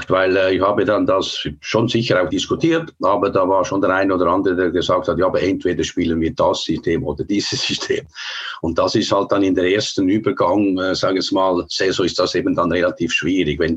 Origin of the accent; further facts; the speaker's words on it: Switzerland; Es war schon so, der Schlechtere, wir waren der Schlechtere als Schweizer, wir haben uns überall umgeschaut.